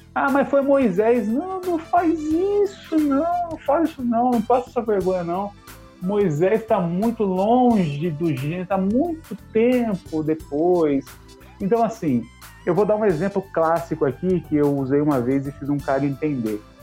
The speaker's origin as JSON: {"language": "Portuguese", "country": "Brazil", "said": "eu sou brasileiro mesmo, descendente de italiano"}